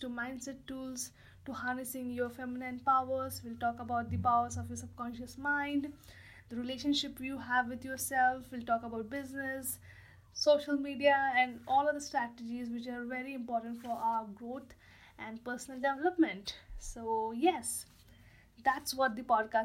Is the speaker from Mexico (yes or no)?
no; India